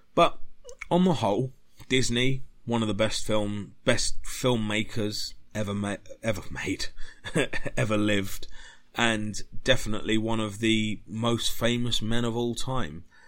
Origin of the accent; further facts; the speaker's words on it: United Kingdom; being British